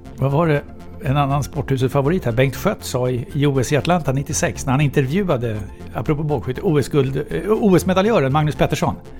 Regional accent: Solna, Stockholm County, Sweden; jag är ju född och uppvuxen på Backvägen i Solna

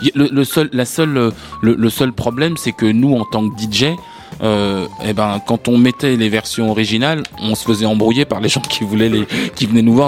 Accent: France

